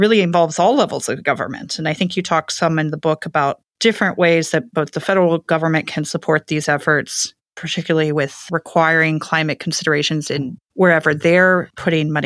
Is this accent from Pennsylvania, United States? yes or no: no; Houston, Texas, United States; I'm actually from Houston